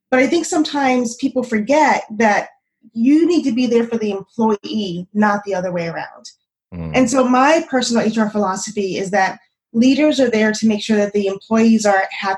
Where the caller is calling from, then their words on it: Phoenix, Arizona, United States; I'm in Phoenix, Arizona, Phoenix, Arizona, where it's still 102 degrees at 9 o'clock at night.